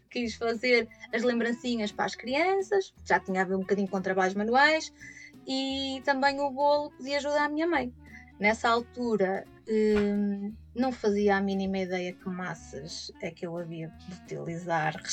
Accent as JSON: {"language": "Portuguese", "town": "São João da Madeira", "region": "Aveiro District", "country": "Portugal", "tie": "born or raised there", "also_born_or_lived": "Braga", "said": "nasci em 1979 em Aveiro e passado sete dias vim para São João da Madeira, eh, que é a cidade que me viu crescer."}